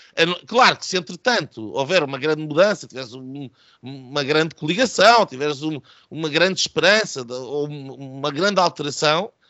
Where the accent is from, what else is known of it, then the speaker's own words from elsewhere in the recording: Odemira, Alentejo, Portugal; o Admira, uh, a minha terra